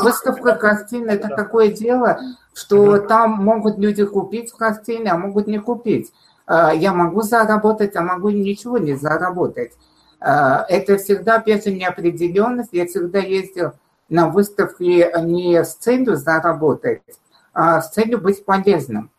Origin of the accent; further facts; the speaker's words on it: Armenia; moved away as an adult; now in Russia; я уже не могу сказать, что я из солнечной Армении, а я из России